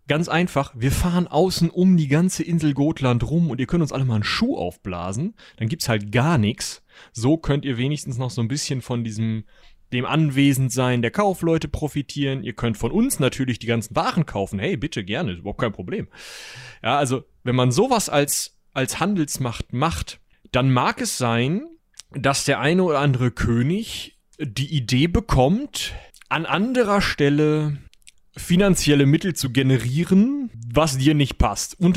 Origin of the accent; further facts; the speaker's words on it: North Rhine-Westphalia, Germany; bei uns in Westfalen meistens